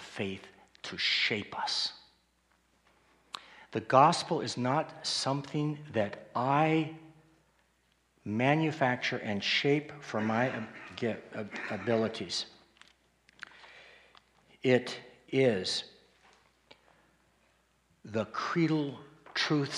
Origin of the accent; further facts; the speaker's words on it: Colorado Springs, Colorado, United States; I grew up in Colorado Springs